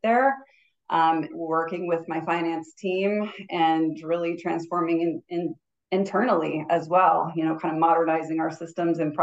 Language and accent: English; Southern California, United States; moved away as an adult; also born or lived in Flagstaff, Arizona / Anchorage, Alaska; I grew up in Southern California. So yeah, I grew up near the beach